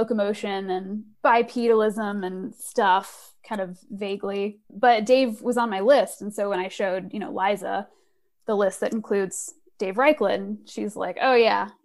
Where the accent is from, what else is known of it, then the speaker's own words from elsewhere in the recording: Houston, Texas, United States; I grew up in Houston, Texas